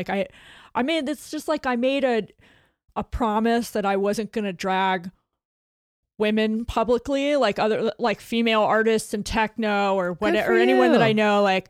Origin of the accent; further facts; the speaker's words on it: New York, United States; I'm a New Yorker and I know a con when I see one